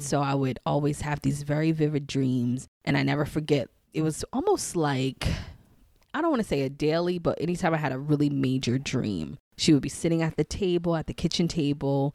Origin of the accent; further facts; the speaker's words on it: New York City, New York, United States; now in DMV area, United States; the Saint Albans neighborhood that I grew up in, in Queens